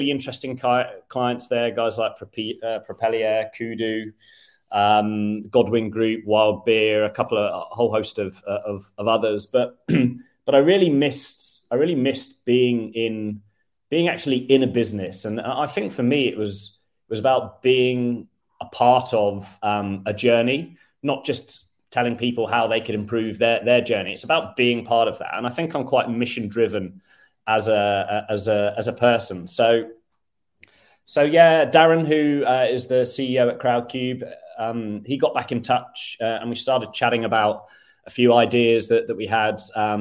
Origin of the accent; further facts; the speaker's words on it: United Kingdom; moved away as an adult; now in Sweden; I'm British